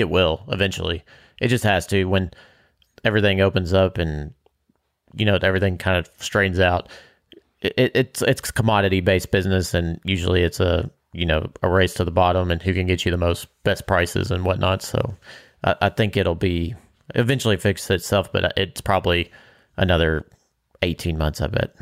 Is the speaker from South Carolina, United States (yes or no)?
no; Bardstown, Kentucky, United States; growing up in Bardstown, you have deer and, or venison, and that's a staple